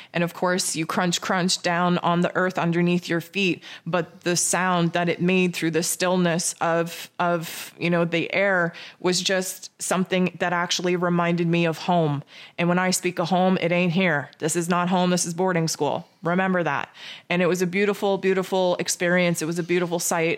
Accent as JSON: {"language": "English", "country": "Canada", "said": "I'm Canadian."}